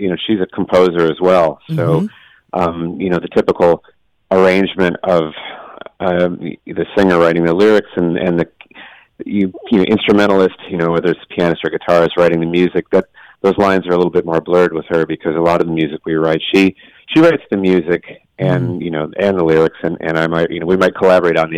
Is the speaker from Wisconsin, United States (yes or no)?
yes; Eau Claire, Wisconsin, United States; moved away; I'm from Eau Claire, Wisconsin. So I grew up with it